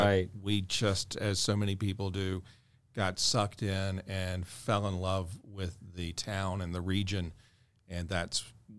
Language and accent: English; Jacksonville, Florida, United States; moved away as an adult; also born or lived in Tuscaloosa, Alabama; now in Augusta, United States; my hometown is Jacksonville, Florida.